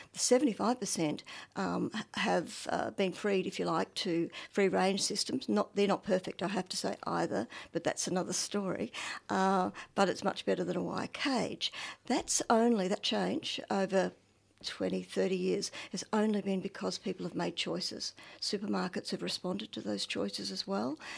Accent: Northern Victoria, Australia; I'm from Northern Victoria. Um, my family were farmers, are farmers, so I, yes, but my first, well, two decades or so on a dairy farm

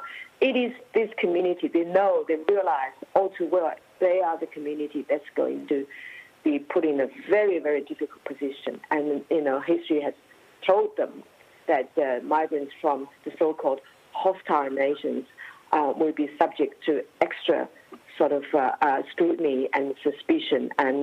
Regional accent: China; now in Australia; I'm the Australian, Chinese Australians who have just recently, in my lifetime, 20 years ago or 10 years ago, I came from China to Australia. So I know China and I know Australia.

